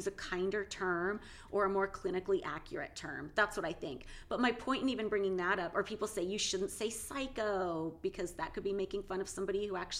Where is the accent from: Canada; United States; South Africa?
United States; West Coast; growing up on the West Coast in the 80s and 90s